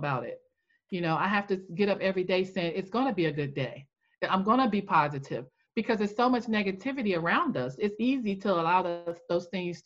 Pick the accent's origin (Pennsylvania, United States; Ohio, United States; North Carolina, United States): North Carolina, United States; also born or lived in Maryland, D.C. area; now in Maryland/Washington D.C. area, United States; I'm originally from North Carolina. I'm in the Maryland, D.C. area